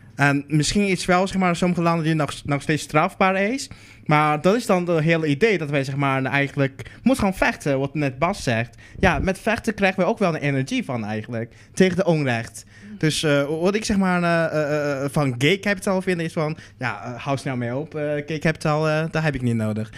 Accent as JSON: {"language": "Dutch", "country": "Netherlands", "said": "ik kom uit, ik kom uit Nederland."}